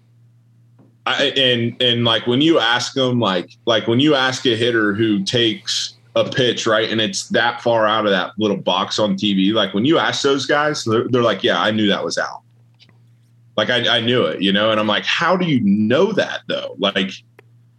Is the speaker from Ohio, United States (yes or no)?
yes; Ohio, United States; moved away; I'm coming from Ohio where, like, the average high schooler throws like 72